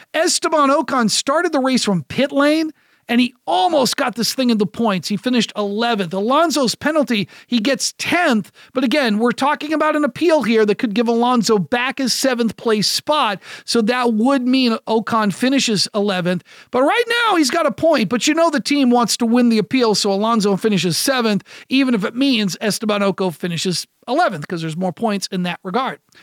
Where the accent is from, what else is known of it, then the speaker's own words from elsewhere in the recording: United States; I'm an American broadcaster